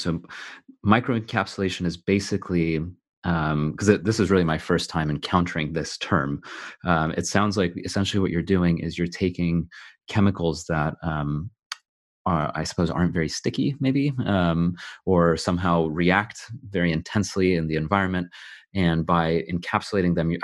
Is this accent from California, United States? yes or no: yes; California, United States; now in United Kingdom; I'm originally from California, which is why I sound the way